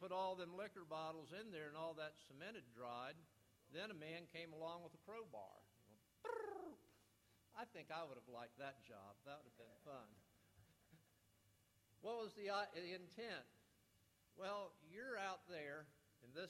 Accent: West Palm Beach, Florida, United States; I grew up in South Florida, grew up in West Palm Beach.

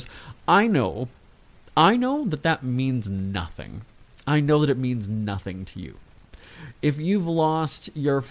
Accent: Winnipeg, Manitoba, Canada; Winnipeg, my hometown

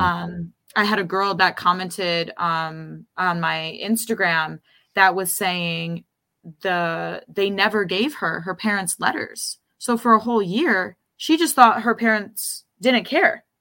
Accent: Rochester, New York, United States; moved away as an adult; now in New York City, United States; I grew up in Rochester in the suburbs, and then, um, I moved to New York City

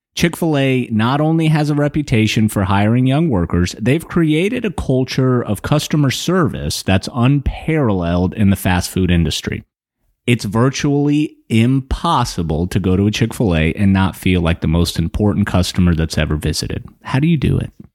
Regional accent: Atlanta, Georgia, United States; moved away; I grew up in Atlanta

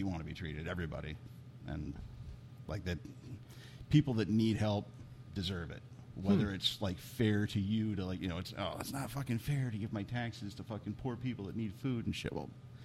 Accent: Pillager, Minnesota, United States; growing up in Pillager

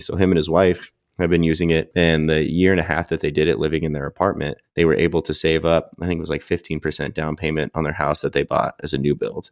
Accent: California, United States; I'm from California

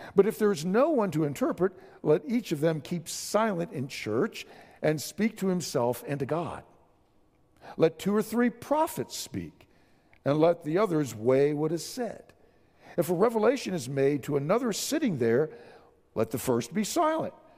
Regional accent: San Antonio, Texas, United States; I'm from San Antonio

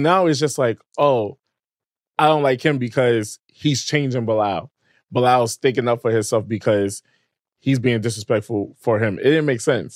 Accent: New York City, New York, United States; also born or lived in Queens; I was raised there for majority of my life

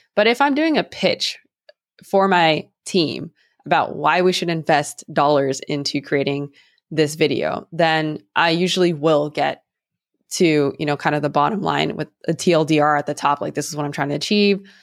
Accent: San Francisco, California, United States; growing up in the Bay Area

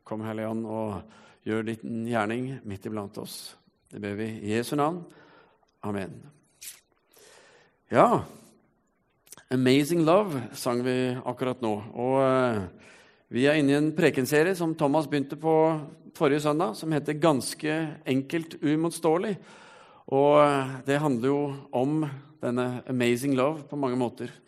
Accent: Stavanger, Rogaland, Norway; Som du kanskje ikke hører på dialekten min, så har jeg vært en eh, skikkelig siddis en gang i tiden. Kav Stavanger. Og eh, det var fordi når jeg var fem år, så flyttet familien min hit.

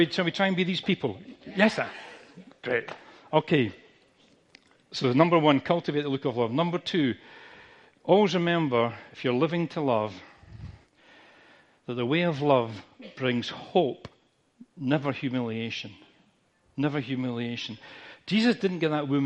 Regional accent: United Kingdom; we're British

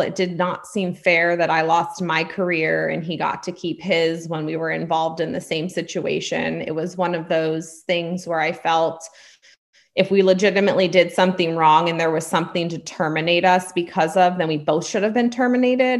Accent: California, United States; also born or lived in Pennsylvania; hail from California

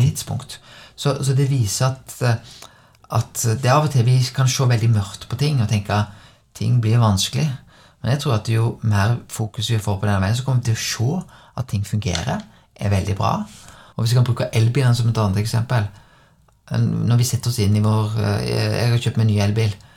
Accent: Bømlo, Vestland, Norway; jeg er født på Bømlo. Og, og når jeg var vokst opp

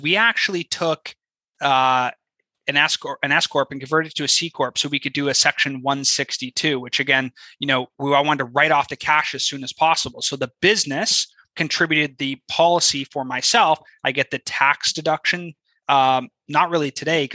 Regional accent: Canada; moved away as an adult; now in United States; I'm Canadian, right? Originally

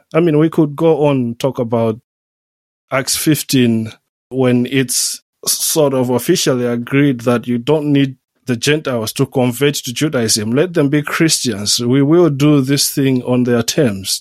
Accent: Southern Region, Malawi; moved away as an adult; also born or lived in Switzerland / Germany / United States / Oxford, United Kingdom; now in Liverpool, United Kingdom; I come from Malawi, come from southern Malawi.

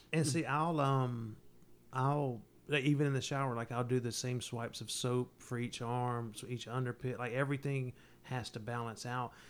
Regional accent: the South, United States; both born and raised in the South

